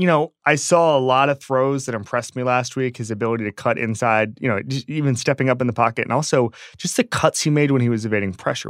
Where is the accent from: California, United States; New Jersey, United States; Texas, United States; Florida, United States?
Florida, United States; moved away; I grew up in Florida.